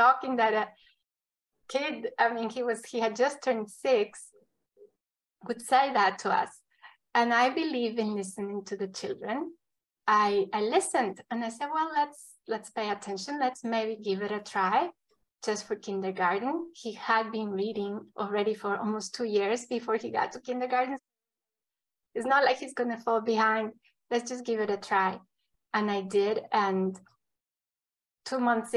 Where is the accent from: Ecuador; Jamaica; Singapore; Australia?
Ecuador; now in United States; I come from Ecuador